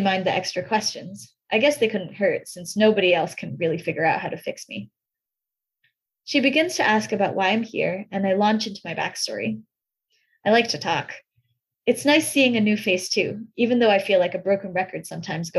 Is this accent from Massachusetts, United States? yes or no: yes; Newton, Massachusetts, United States; also born or lived in Beijing, China; So originally, I was born in Beijing, China, and my family moved here when I was young. I grew up in Newton, Massachusetts